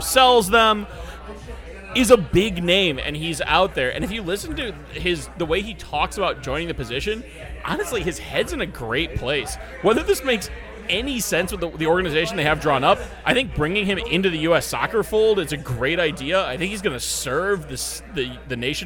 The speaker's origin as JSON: {"language": "English", "country": "United States"}